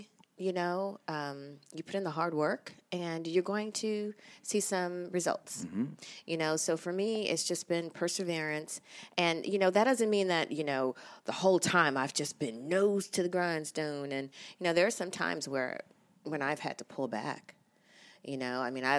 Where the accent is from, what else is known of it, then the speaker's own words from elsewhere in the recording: St. Louis, Missouri, United States; born there; also born or lived in Michigan / Oklahoma City; And so we lived in Michigan, St. Louis. St. Louis is where I was born. I hail from the Midwest. Oklahoma City, you know, and beyond.